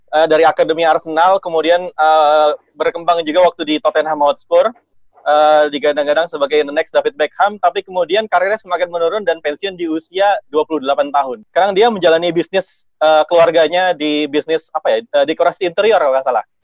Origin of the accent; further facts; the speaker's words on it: Depok, West Java, Indonesia; gue coba latihan di Senayan itu gue dari Depok itu naik angkot uh, ke stasiun Depok Baru